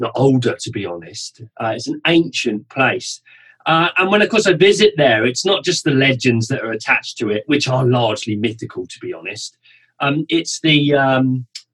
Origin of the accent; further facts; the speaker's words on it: South East England, United Kingdom; I grew up in the southeast of England, so south of London, really, and family from London and Scotland